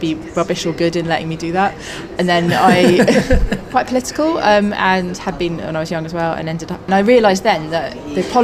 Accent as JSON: {"language": "English", "region": "London", "country": "United Kingdom", "tie": "born or raised there", "said": "I grew up in North London in the 80s"}